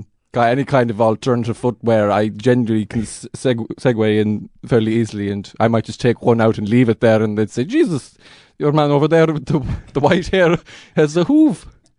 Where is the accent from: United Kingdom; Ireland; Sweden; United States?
Ireland; Connacht; I was raised by wolves in Connemara